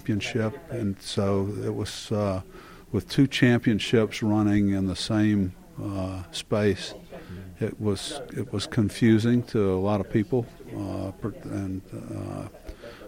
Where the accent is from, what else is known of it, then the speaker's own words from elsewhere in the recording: Daytona Beach, Florida, United States; I grew up in Daytona. It's my hometown